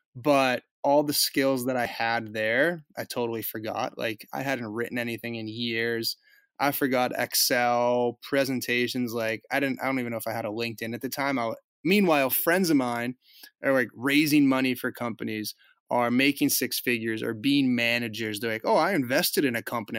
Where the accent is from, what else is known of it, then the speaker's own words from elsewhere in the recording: Boston suburbs, Massachusetts, United States; I grew up in the Boston suburbs